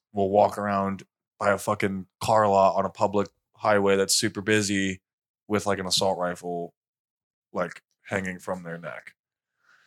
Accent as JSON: {"language": "English", "region": "Indiana", "country": "United States", "said": "I'm from Indiana"}